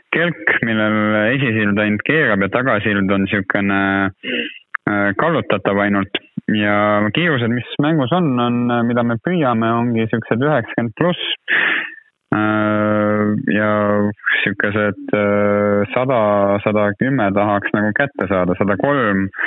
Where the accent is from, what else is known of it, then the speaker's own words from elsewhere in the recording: Lääne-Viru County, Estonia; ma tegelikult ise olen ju Lääne-Virumaalt pärit